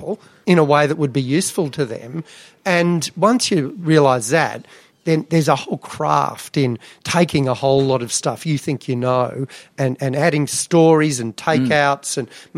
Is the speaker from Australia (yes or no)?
yes; Canberra, Australian Capital Territory, Australia; also born or lived in Melbourne / Adelaide; then moved to Canberra.